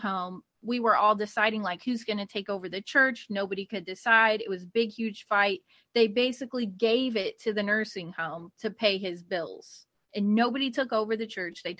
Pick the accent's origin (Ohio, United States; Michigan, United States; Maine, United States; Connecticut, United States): Ohio, United States; moved away; I'm actually from Ohio